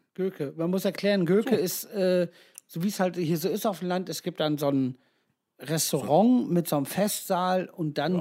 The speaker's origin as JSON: {"language": "German", "town": "Ibbenbüren", "region": "North Rhine-Westphalia", "country": "Germany", "said": "wir kommen ja alle aus Ippenbüren"}